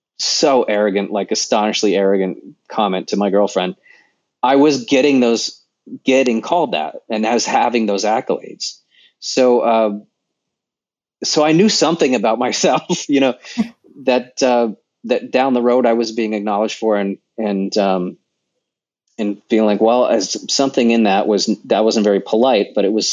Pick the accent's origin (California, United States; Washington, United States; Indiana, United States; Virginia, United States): California, United States; Sacramento; now in Los Angeles, United States; I was born in Sacramento.